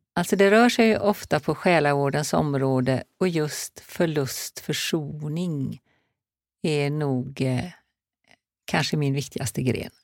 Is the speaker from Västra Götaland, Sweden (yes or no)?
yes; Marstrand, Västra Götaland, Sweden; moved away; also born or lived in Hola, north of Alingsås; det är ju där jag är född och uppvuxen.